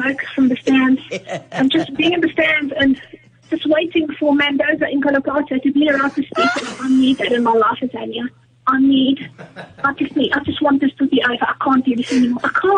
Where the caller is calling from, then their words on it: Randburg, Gauteng, South Africa; from Randburg